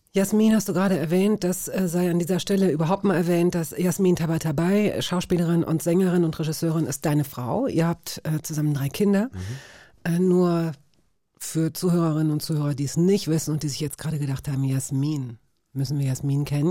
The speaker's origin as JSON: {"language": "German", "town": "Hanover", "region": "Lower Saxony", "country": "Germany", "said": "als Niedersächsin, so weißt du, als Hannoveranerin."}